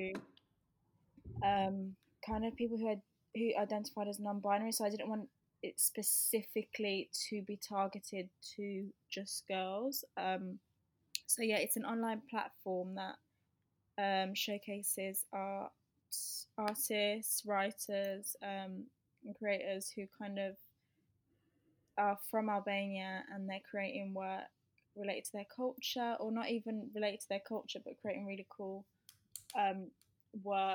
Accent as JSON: {"language": "English", "town": "Birmingham", "region": "West Midlands", "country": "United Kingdom", "moved": "yes", "said": "I came from Birmingham"}